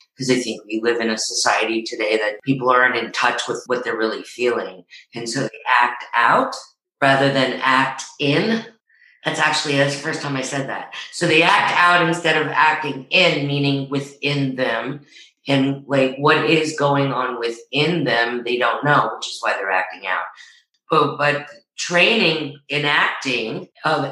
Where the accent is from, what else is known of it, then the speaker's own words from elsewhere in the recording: New Rochelle, New York, United States; I'm from New Rochelle.